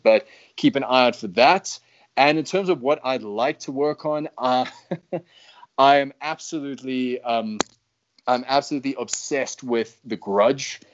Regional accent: United States; now in South Africa; as an American

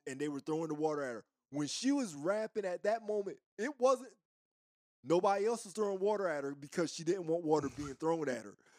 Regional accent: East Coast, United States; moved away as an adult; also born or lived in the South (US); I'm from the East Coast, right? And, and, and I'm from a certain era. But I've lived in the South most of my adult life

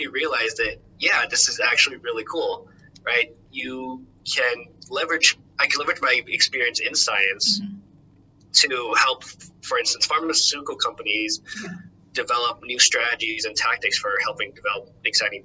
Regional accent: Los Angeles, California, United States; moved away as an adult; now in Boston, United States; I'm originally from Los Angeles

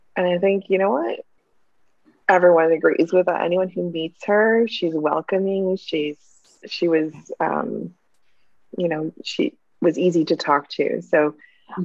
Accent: New Hamburg, Ontario, Canada; I grew up in New Hamburg

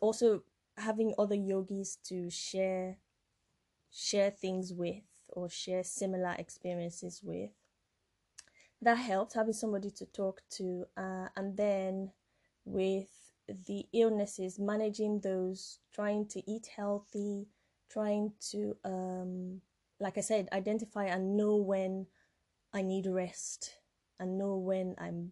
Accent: Nigeria; moved away as an adult; now in United Kingdom; I'm from Nigeria. Well, I'm French-Nigerian, but I was born and brought up in Nigeria. And I came here when I was 18 years old.

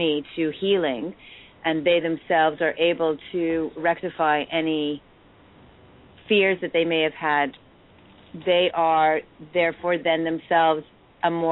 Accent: Montreal, Quebec, Canada; now in Toronto, Canada; I'm an English-speaking Montrealer. I was born into an English family

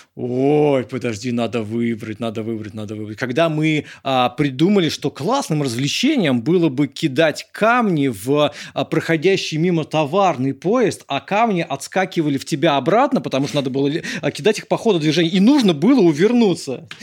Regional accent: Moscow, Russia; born or raised there

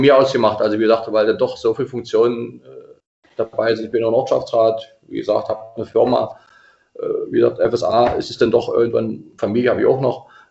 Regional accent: Dahlheim, Saxony-Anhalt, Germany; also born or lived in Wolfen; gebürtig in Wolfen, in Dahlheim aufgewachsen und lebe immer noch in Dahlheim

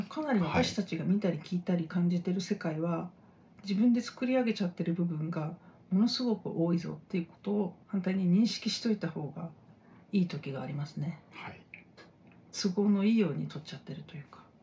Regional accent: Japan; 日本人同士

